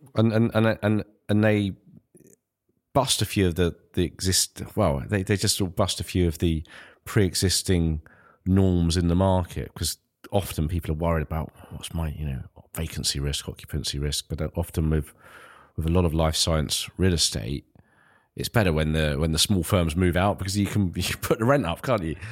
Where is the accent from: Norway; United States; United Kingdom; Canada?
United Kingdom; Ilford, London; growing up in Ilford